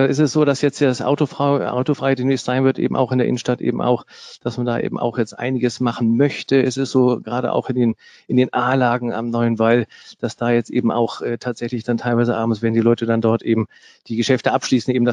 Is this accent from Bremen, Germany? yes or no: yes; Bremen, Germany; Also Bremen, und jetzt bin ich ja Bremer